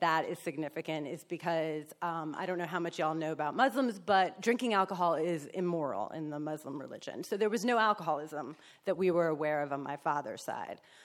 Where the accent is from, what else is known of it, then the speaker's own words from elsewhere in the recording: New Jersey, United States; moved away; also born or lived in New York; I was Born in New York, so raised in Jersey, so I'm a Yankee